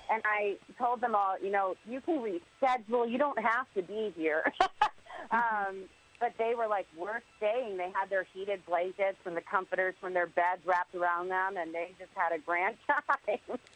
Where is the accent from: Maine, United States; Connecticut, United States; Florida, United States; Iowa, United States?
Connecticut, United States; I grew up in Connecticut